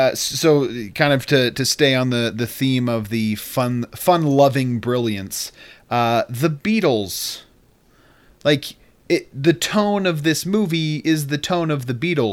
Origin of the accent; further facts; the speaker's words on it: Utah, United States; So where I am, listeners, is that I am visiting my hometown and home state of Utah.